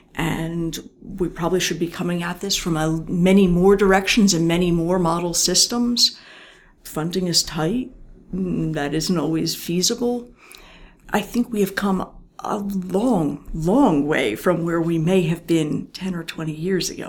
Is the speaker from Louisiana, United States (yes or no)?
no; outside of Philadelphia, Bucks County, Pennsylvania, United States; i grew up outside of philadelphia